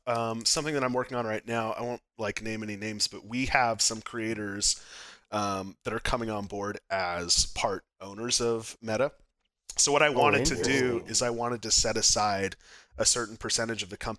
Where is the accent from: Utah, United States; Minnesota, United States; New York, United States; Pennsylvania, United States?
Utah, United States; now in Arizona, United States; So I came from Utah. I've lived here 6 months in Arizona.